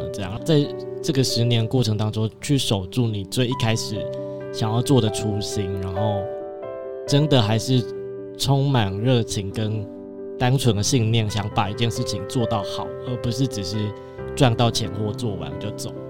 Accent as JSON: {"language": "Chinese", "town": "Chiayi", "region": "Chiayi City", "country": "Taiwan", "tie": "born or raised there", "also_born_or_lived": "Taipei", "said": "，然后我我自己本身是嘉义人，然后小时候就在嘉义长大嘛，然后后来到台北求学"}